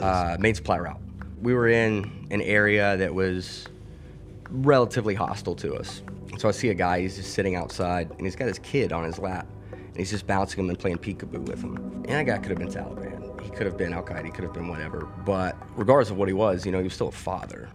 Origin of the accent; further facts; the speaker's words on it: Mobile, Alabama, United States; moved away as an adult; now in Pittsburgh, United States; I grew up in Mobile, Alabama